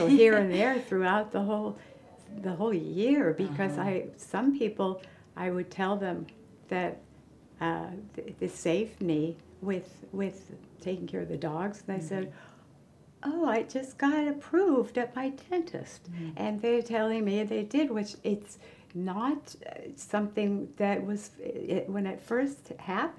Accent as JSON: {"language": "English", "region": "California", "country": "United States", "tie": "born or raised there", "said": "I was born and raised in California"}